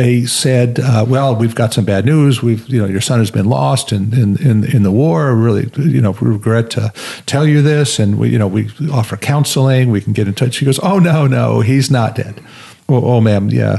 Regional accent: New York, United States; also born or lived in Los Angeles / Santa Monica; I grew up in New York as well.

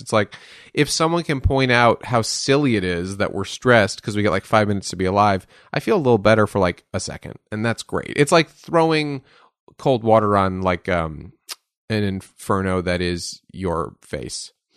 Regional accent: Westchester, New York, United States; I grew up in Westchester, New York

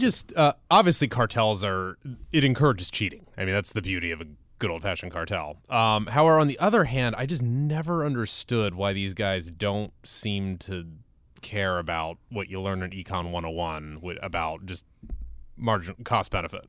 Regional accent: Ohio, United States; moved away; I am born and raised in Ohio

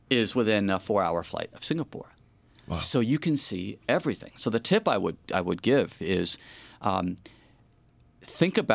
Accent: Montreal, Quebec, Canada; But again, I'm from Montreal.

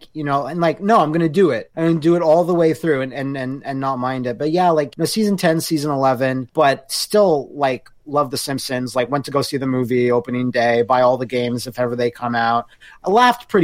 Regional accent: Canada; Us Canadians all tucked away down there

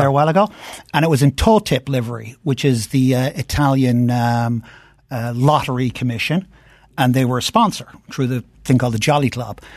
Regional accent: Ireland; moved away as an adult; now in United States; I grew up in Ireland, and, um, uh, in the sixties and seventies

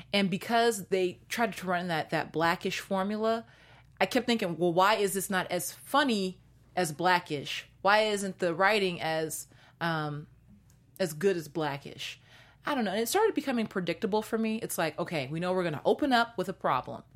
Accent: Seattle, Washington, United States; now in Los Angeles, United States; I'm from Seattle

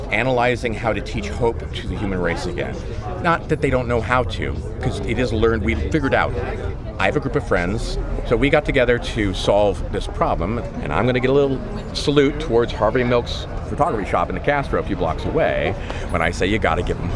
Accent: England, United Kingdom; now in United States; I'm from England, so you know

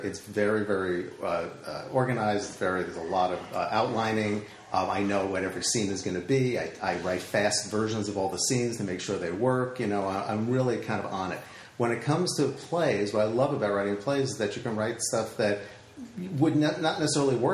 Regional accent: Valley Stream, New York, United States; I grew up on Long Island and in a town called Valley Stream

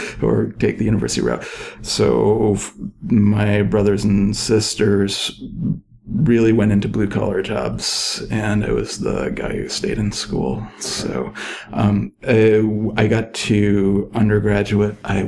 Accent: Ann Arbor, Michigan, United States; now in Merced, United States; I grew up in Ann Arbor, Michigan, which is a big university town

